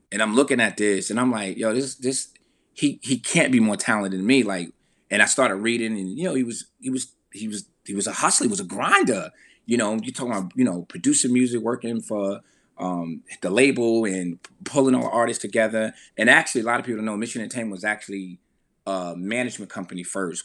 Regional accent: Veldsburg, New Jersey, United States; growing up in Veldsburg, New Jersey

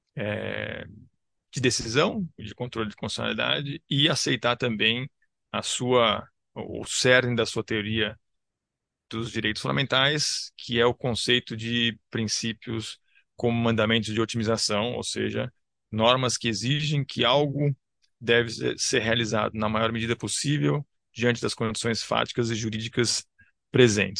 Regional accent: São Paulo, Brazil; Eu nasci em São Paulo, cresci em São Paulo, dou aula em São Paulo

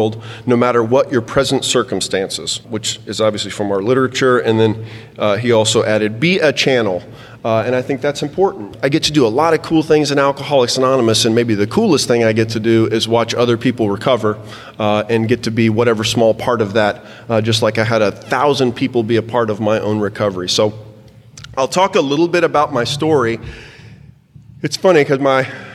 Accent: Texas, United States; So I'm a 5th-generation Texan. I was born in Baylor Hospital, February 7th, 1972

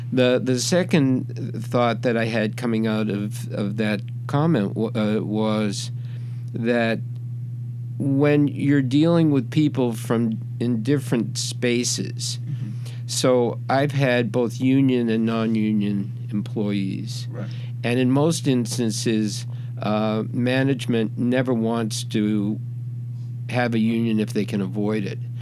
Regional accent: Boston, Massachusetts, United States; moved away; I came from Boston and I was a Celtics fan

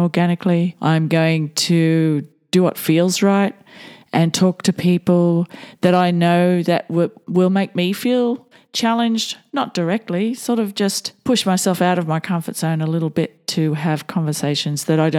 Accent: Australia; I am a typical white Aussie, descended from convicts and immigrants

